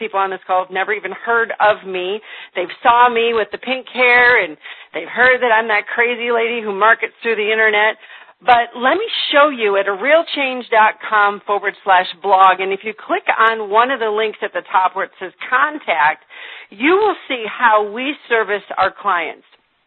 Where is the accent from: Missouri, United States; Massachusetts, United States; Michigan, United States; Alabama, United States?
Michigan, United States; moved away as an adult; now in Indiana, United States; I'm calling you from Indiana, where I have lived for the last 4 years. I'm born and raised in Michigan.